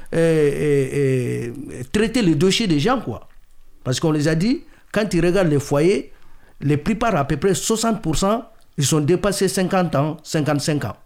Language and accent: French; Mali; now in France; je suis malien